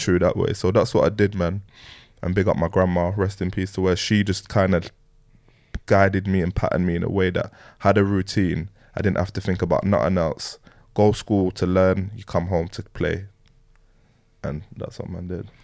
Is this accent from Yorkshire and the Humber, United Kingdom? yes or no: yes; Leeds, Yorkshire and the Humber, United Kingdom; also born or lived in London; I grew up in Leeds, Leeds and London, like a little bit bouncing back and forth. Um, so yeah, but more more time it was in Leeds